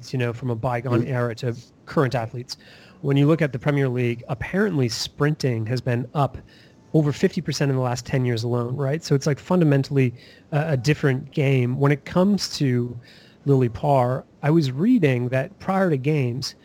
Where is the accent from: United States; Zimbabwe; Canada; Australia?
Canada; I'm Canadian